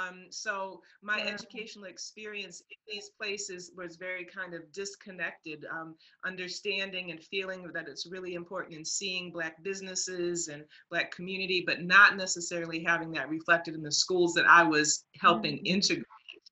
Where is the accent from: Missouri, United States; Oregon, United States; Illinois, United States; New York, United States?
Illinois, United States; Chicago; also born or lived in Kalamazoo / Saginaw; I was born in Kalamazoo, Michigan. We moved around to Chicago where I came, the south side of Chicago, where I really came to consciousness on 69th and Stony Island.